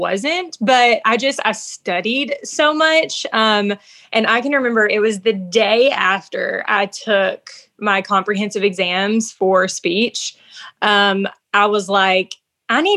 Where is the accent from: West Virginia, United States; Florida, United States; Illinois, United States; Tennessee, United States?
Tennessee, United States; Union City; also born or lived in Huntingdon, Tennessee / Knoxville, Tennessee; I grew up in Union City and I went to Union City High School